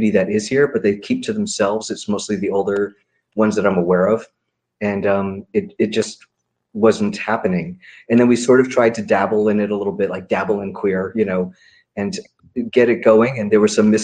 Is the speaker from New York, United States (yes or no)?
yes; New York City, New York, United States; now in Glendale, United States; I'm from New York City.